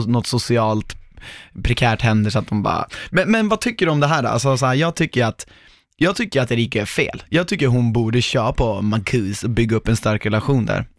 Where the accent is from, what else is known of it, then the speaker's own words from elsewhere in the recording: Norrland, Sweden; accent: norrländska; när jag pratar norrländska.